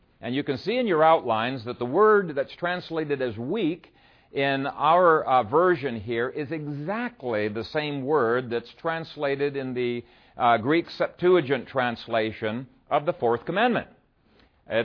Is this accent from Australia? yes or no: no; Ethiopia; In many ways, it reminds me of the churches that I grew up with in Ethiopia.